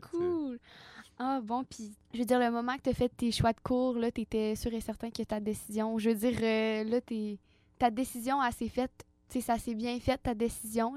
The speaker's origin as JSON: {"language": "French", "town": "Baie-Comeau", "region": "Quebec", "country": "Canada", "tie": "born or raised there", "said": "je suis native de Bécomo"}